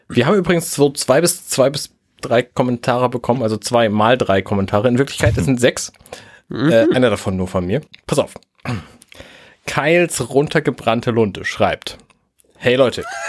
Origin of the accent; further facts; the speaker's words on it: Buxtehude, Lower Saxony, Germany; ich komme aus Buxtehude